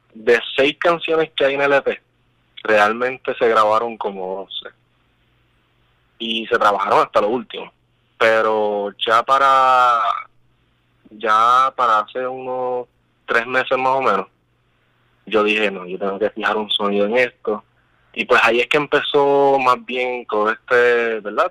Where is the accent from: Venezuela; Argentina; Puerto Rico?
Puerto Rico; somos los 10 puertorriqueños